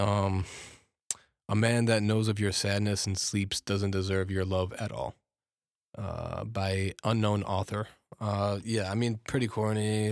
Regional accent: United States; I'm American-born

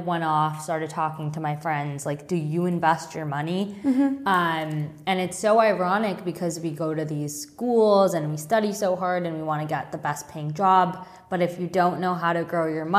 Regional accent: Long Island, New York, United States; I grew up on Long Island

